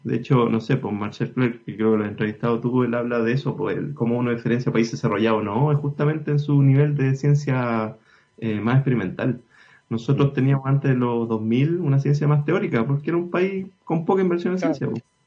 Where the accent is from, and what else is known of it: Chile